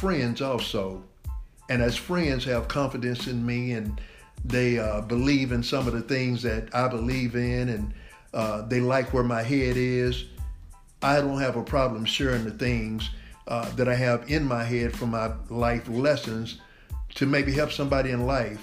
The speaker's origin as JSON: {"language": "English", "town": "Dallas", "region": "Texas", "country": "United States", "tie": "born or raised there", "said": "Born and raised in Dallas, Texas."}